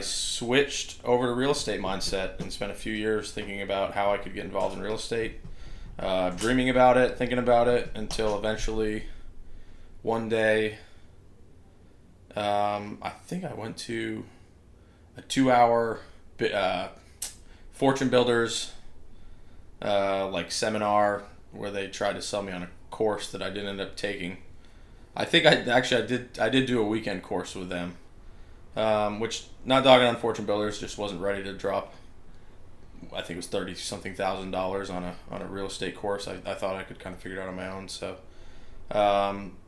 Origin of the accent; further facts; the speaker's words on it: Vermont, United States; also born or lived in Maine; So I was born in Maine, in the middle of nowhere in Maine. Grew up in Vermont